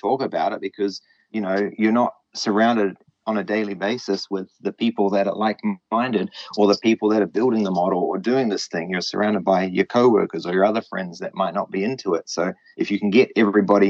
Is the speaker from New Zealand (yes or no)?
yes; New Zealand; also born or lived in Japan; I'm just a Kiwi. I'm referred to as a Kiwi